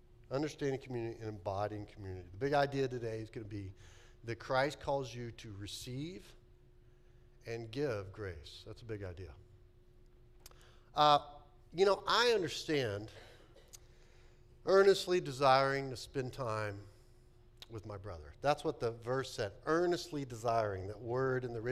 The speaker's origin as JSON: {"language": "English", "region": "Texas", "country": "United States", "tie": "born or raised there", "moved": "yes", "said": "I grew up in Texas"}